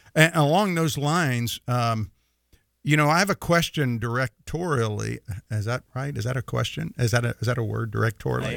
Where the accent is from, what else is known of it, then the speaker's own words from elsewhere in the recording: the South, United States; you and I grew up both in the South, and we grew up going to church in the South